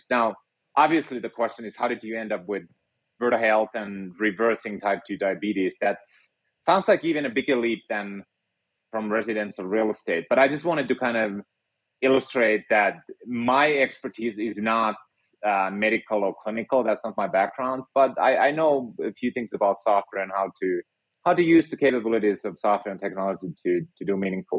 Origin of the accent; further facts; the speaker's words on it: Finland; moved away; I grew up in Finland and was a physicist by training